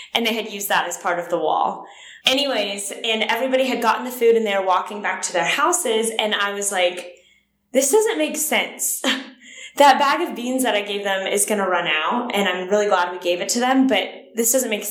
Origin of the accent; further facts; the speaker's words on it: Pittsburgh, Pennsylvania, United States; now in Nashville, United States; I grew up in Pittsburgh, Pennsylvania